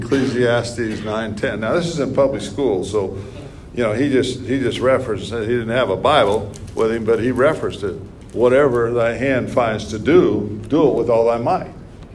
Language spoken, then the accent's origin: English; New Castle, Indiana, United States; Growing up in Newcastle